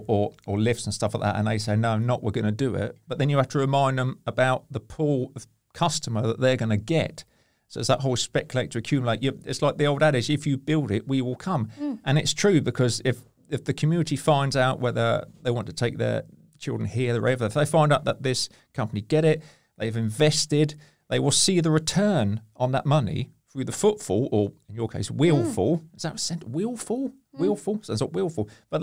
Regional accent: Hampshire, South East England, United Kingdom; I'm from Hampshire. I've been called a bumpkin.

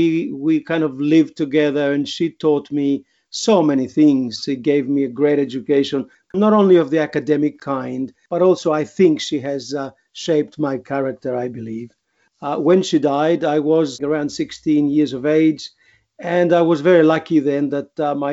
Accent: Greece; English is a second language; also born or lived in Queensland, Australia; now in Australia

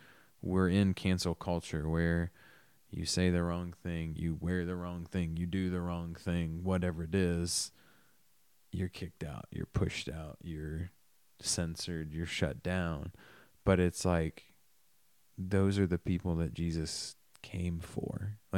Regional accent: Millersburg, Indiana, United States; I grew up in Millersburg, Indiana.

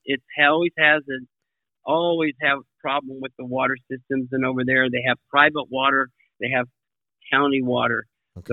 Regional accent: Kansas, United States; now in Hawaii, United States; I grew up in Kansas

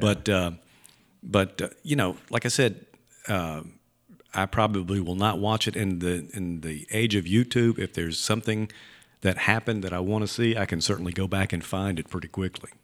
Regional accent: Leland, Mississippi, United States; I grew up in Leland

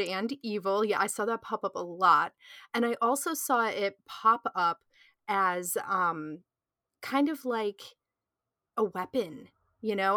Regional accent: United States; I'm from the United States

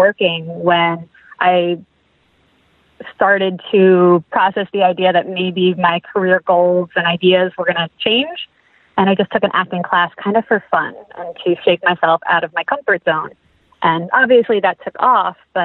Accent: New Jersey, United States; moved away as an adult; now in Los Angeles, United States; I am from New Jersey. I grew up in North Jersey

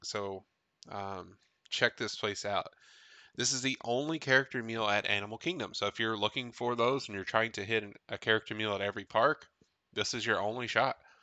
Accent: Tennessee, United States; I grew up in Tennessee, only four hours away

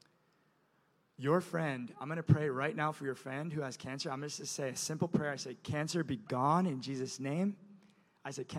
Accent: Indonesia; moved away; I'm from Indonesia, by the way, you guys. I grew up on an island culture where you honor the older person

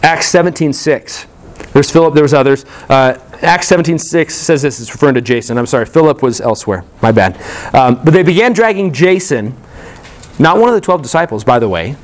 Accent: Colorado, United States; moved away as an adult; also born or lived in California; when I was a kid growing up in Colorado

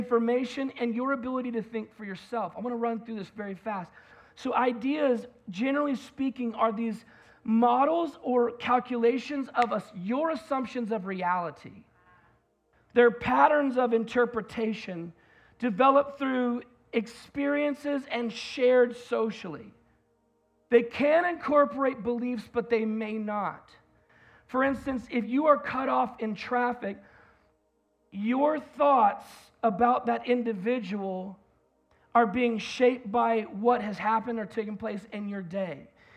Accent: United States; as an American

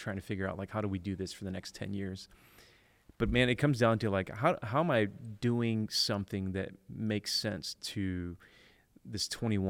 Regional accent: Detroit, Michigan, United States; also born or lived in Illinois; I was born in Illinois, but we moved quickly to Detroit pretty early on. Mm-hmm. And so most of my experience growing up from, you know, grade 3, 4, and 5 all the way up to high school, I graduated from Detroit Public Schools.

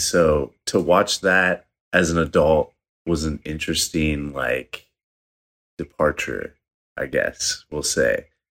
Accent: Michigan, United States; I grew up in Michigan, but, um, my dad side of the family is from West Virginia

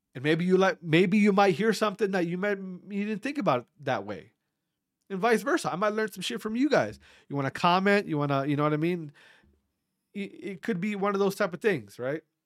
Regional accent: Wautoma, Wisconsin, United States; also born or lived in Berlin, Wisconsin; growing up in Wisconsin in, in a, in a, I'm from a small town called Watoma

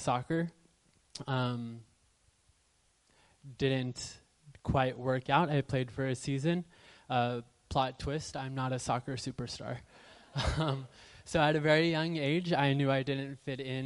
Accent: Southern California, United States; born and raised in Southern California

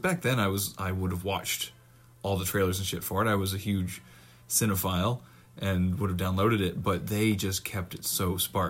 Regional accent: Lindsay, Ontario, Canada; The Lindsay Theater from my hometown

